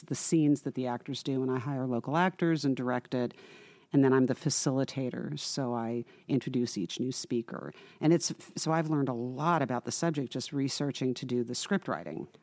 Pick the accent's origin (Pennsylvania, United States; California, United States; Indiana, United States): California, United States; Irvine; I grew up in Irvine